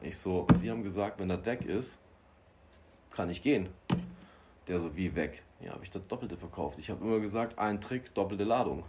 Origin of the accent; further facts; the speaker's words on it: Bavaria, Germany; ich komme aus Bayern